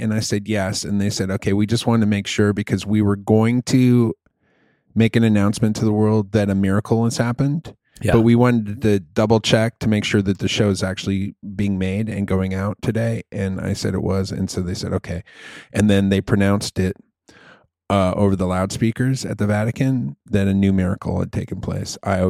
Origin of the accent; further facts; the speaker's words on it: Chicago, Illinois, United States; Because we're from Chicago and we love the Pope.